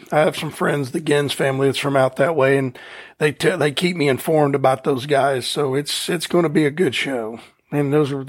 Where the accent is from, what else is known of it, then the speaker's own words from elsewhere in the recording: New Jersey, United States; You from Jersey? I'm from Jersey.